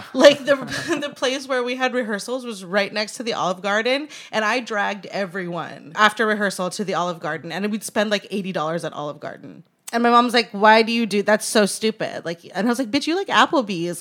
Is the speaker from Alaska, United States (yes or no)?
yes; Anchorage, Alaska, United States; now in Los Angeles, United States; Born and raised in Anchorage, Alaska, currently trying not to melt in Los Angeles